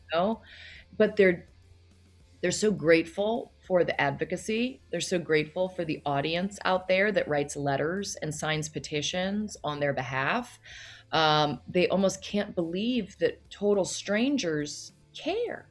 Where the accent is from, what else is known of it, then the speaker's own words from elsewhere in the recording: Loudoun County, Virginia, United States; moved away as an adult; also born or lived in New York City; I grew up outside of DC